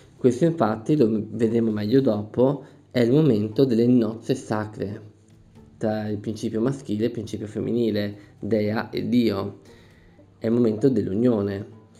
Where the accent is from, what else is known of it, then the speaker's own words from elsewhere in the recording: Veneto, Italy; Io sono Veneto, qui in Veneto